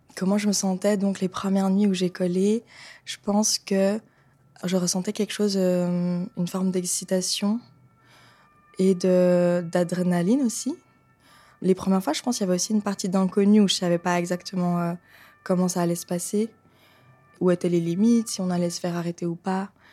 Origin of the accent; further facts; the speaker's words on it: Lausanne, Vaud, Switzerland; moved away as an adult; also born or lived in Rome; now in Geneva, Switzerland; Je viens de Lausanne. Je vis à Genève en ce moment.